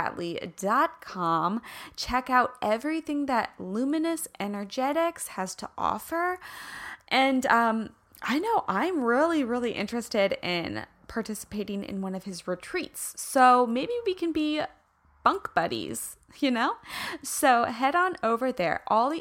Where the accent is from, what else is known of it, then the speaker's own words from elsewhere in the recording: Kansas, United States; accent: Midwestern twang; guys, I'm from Kansas. So when I'm in California, people are like, oh, where's your accent from? Because it's the mix between like a me covering up the twang that comes out when I'm really in the Midwest